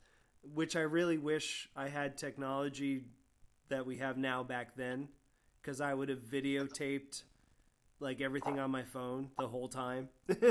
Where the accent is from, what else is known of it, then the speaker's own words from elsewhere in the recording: Sarasota, Florida, United States; also born or lived in Gainesville, Florida; I grew up in Sarasota before I moved to Gainesville. I moved to Gainesville to be a roadie for my friend's band, and I had to get out of Sarasota, and this was like 1994.